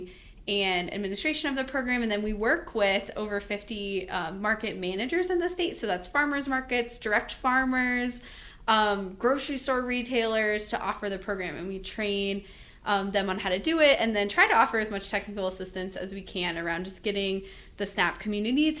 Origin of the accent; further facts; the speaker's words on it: Grand Junction, Colorado, United States; moved away as an adult; also born or lived in Michigan; I'm from Grand Junction